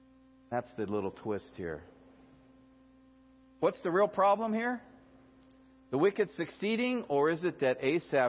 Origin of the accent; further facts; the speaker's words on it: United States; as American Christians